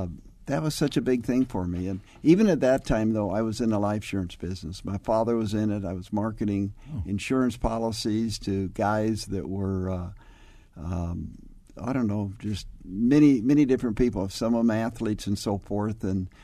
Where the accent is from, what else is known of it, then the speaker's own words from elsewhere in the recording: Phoenix, Arizona, United States; also born or lived in Carthage, Illinois; Well, I came from Carthage, Illinois quite a few years ago. I'm a Phoenix guy. I went to Central High School.